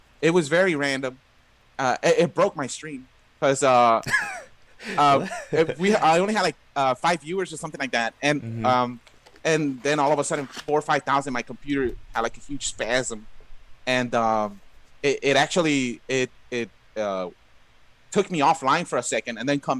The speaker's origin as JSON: {"language": "English", "town": "Los Angeles", "region": "California", "country": "United States", "tie": "born or raised there", "said": "Yeah, LA. Okay. Yeah, been here my whole life. Oh, okay. Awesome. Born and raised."}